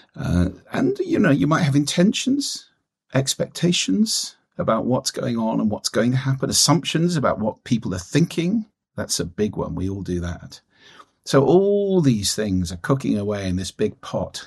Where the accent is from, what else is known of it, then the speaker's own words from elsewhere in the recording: London, United Kingdom; moved away as an adult; now in Orkney Islands, United Kingdom; I was born and brought up in London.